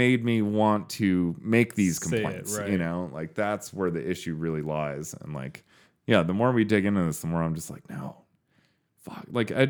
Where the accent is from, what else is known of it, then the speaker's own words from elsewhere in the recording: United Kingdom; Hey, I'm British.